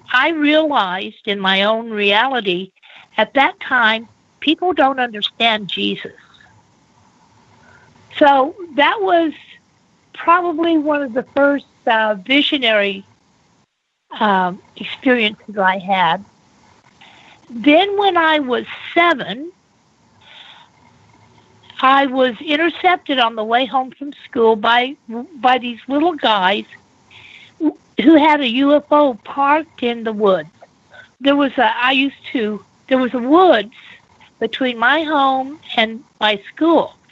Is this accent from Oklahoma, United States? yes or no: yes; Bethany, Oklahoma, United States; I was born in Bethany, Oklahoma, where my parents met at the Nazarene Ministerial School